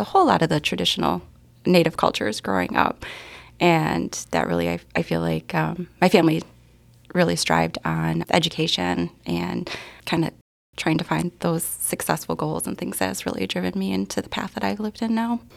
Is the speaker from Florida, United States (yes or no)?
no; Milwaukee, Wisconsin, United States; born and raised in the city of Milwaukee and attending Marquette